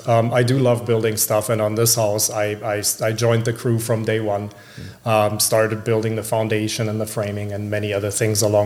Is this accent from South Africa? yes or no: no; Germany; moved away as an adult; now in Minneapolis, United States; So I grew up in Germany. I've been here about 20 years. I came here in my late 20s.